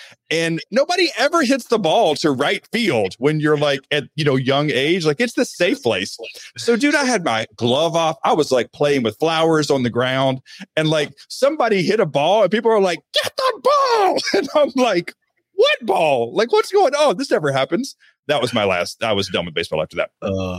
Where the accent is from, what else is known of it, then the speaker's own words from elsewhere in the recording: Alabama, United States; But when I grew up in the Deep South, and I mean like small town farm, Alabama, I was born in 1976. So like, I know it might not look that old, but I've been around for like a hot minute. And I grew up very religious, so Southern Baptist.